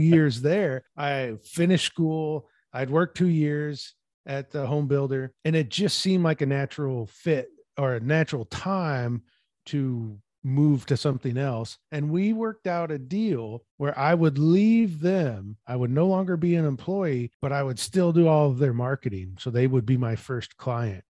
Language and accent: English; Peoria, Illinois, United States; moved away as an adult; now in Washington, United States; my hometown of Peoria